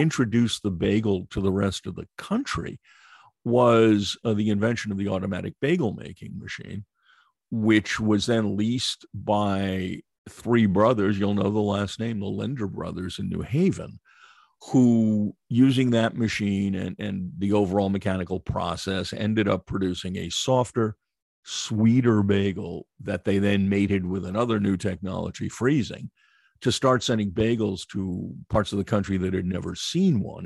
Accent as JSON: {"language": "English", "country": "United States", "said": "I was a xenophobic as any American"}